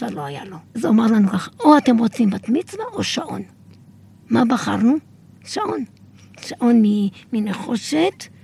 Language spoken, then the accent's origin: Hebrew; Kiryat Shmona, Northern District, Israel; אני זוכרת שקריית שמונה היו השיכונים שאנחנו גדלנו בהם, והיו וילות, קוטג'ים.